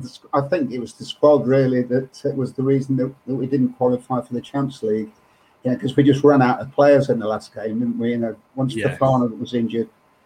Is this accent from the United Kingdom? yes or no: yes; Leicester, East Midlands, United Kingdom; no, you know, I was brought up in Leicester, you know